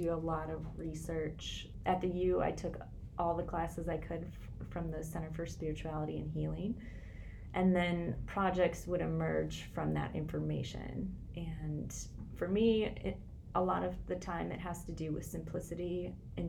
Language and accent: English; rural Minnesota, United States; moved away as an adult; also born or lived in Portland, Oregon; I grew up in Minnesota, rural Minnesota, about an hour north of here.